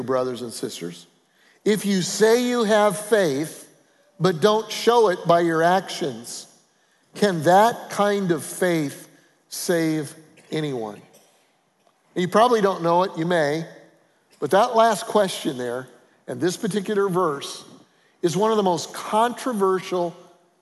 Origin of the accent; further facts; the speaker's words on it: Colorado, United States; I'm from Colorado